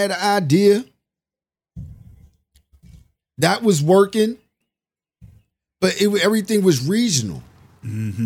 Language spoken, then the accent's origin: English; United States; I'm American